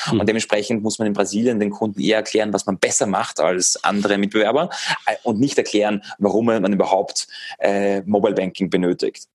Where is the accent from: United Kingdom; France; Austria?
Austria; Vienna; now in Germany; ich bin ursprünglich aus Wien, aus Österreich.